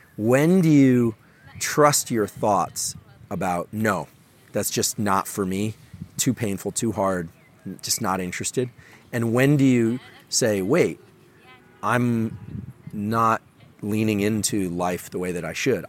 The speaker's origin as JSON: {"language": "English", "town": "Palo Alto", "region": "California", "country": "United States", "tie": "born or raised there", "said": "I'm from Silicon Valley, born and raised in Palo Alto"}